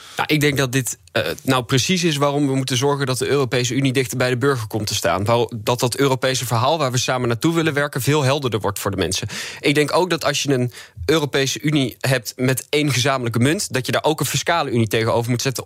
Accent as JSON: {"language": "Dutch", "region": "North Brabant", "country": "Netherlands", "also_born_or_lived": "Leiden", "said": "ik ben zelf ook katholiek opgevoed. Trouwens, ik kom gewoon uit Brabant"}